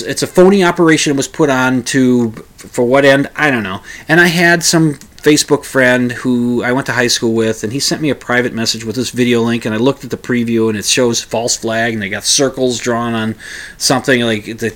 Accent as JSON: {"language": "English", "country": "United States", "said": "I'm an American"}